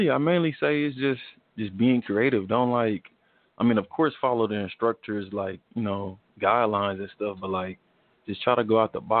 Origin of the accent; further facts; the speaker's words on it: Spencer, Oklahoma, United States; Yeah, I first moved to Oklahoma like at, I moved here second grade. Um, I've been in Oklahoma City for for all my life really. Um, but I grew up in Spencer, starting mm-hmm. out Spencer, then I moved to the east side, been on the east side.